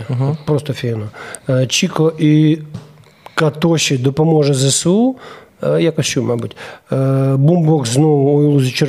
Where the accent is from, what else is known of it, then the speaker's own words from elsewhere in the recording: Ukraine; born there; А так я народився в Україні, і я на, на, на, на не знаю. Е, відсотки рахую, наскільки я відсотків українець